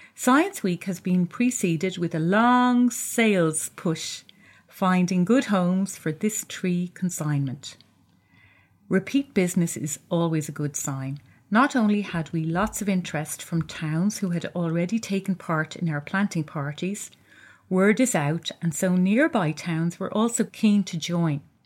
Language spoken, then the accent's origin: English; Ireland; As an Irish mammy and registered teacher